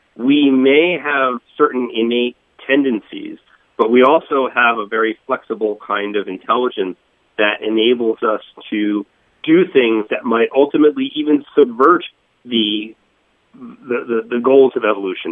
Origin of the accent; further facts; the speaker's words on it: Boca Raton, Florida, United States; moved away as an adult; also born or lived in Northeast United States; I grew I grew up in in Florida. Um, in Boca Raton, went, went to school in, in Fort Lauderdale